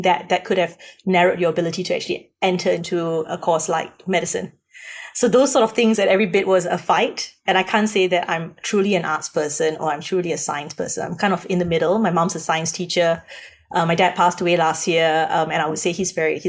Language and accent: English; Singapore; moved away as an adult; now in Australia; I come from Singapore, and I came to Australia when I was 20.